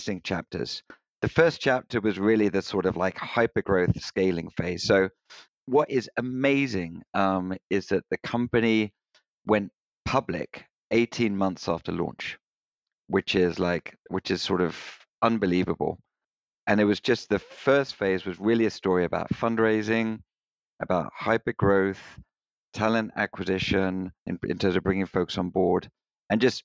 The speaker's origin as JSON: {"language": "English", "country": "United Kingdom", "tie": "born or raised there", "accent": "British", "moved": "yes", "said": "I was born just outside London in the UK"}